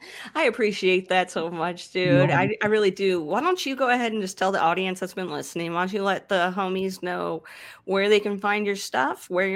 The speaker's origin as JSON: {"language": "English", "region": "Texas", "country": "United States", "said": "Because I'm from Texas, so we got to get the y'all in there."}